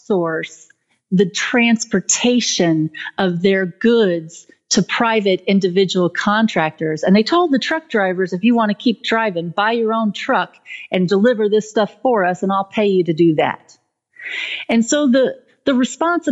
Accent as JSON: {"language": "English", "country": "United States", "said": "I'm an American too"}